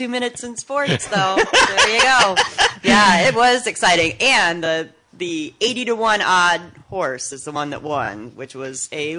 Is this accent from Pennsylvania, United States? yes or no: no; Michigan, United States; I grew up in Mid-Michigan.